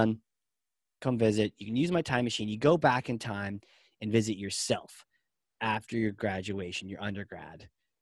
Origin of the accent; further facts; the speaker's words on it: Nashua, New Hampshire, United States; I grew up in Nashua, New Hampshire, and I'm still in Nashua